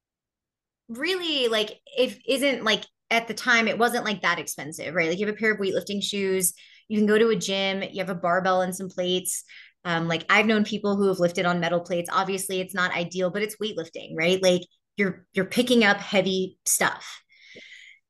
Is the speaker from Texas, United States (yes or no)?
yes; Houston, Texas, United States; when I was growing up in Houston